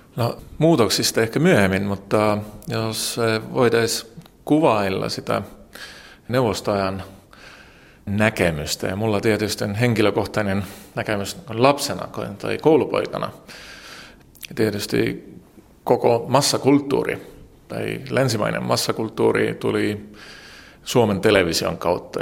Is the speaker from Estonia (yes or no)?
yes; Tallinn, Harju County, Estonia; Finnish is a second language; Olen syntynyt vuonna 1972 Tallinnassa.